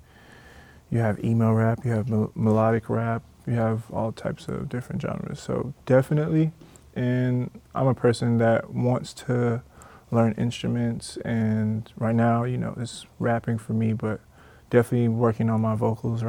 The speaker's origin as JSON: {"language": "English", "town": "Covington", "region": "Georgia", "country": "United States", "tie": "born or raised there", "also_born_or_lived": "New York, United States / Jamaica (ancestry)", "said": "So I was actually born in New York, and 10 going on 11, I moved to Georgia. Covington, Georgia, to be exact. And I went to middle school, high school out there"}